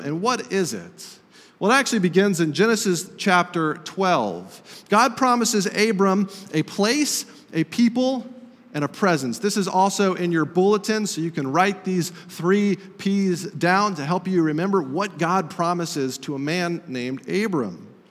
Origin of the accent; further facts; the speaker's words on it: Estes Park, Colorado, United States; moved away; I visited my hometown of Estes Park, Colorado